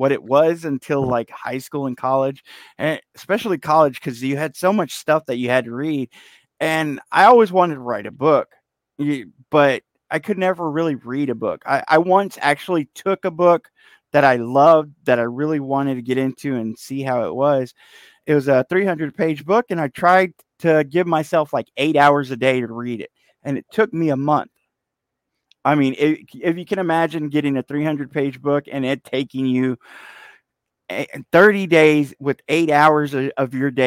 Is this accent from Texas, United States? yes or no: yes; Fort Worth, Texas, United States; I grew up here, Fort Worth, Texas, born and raised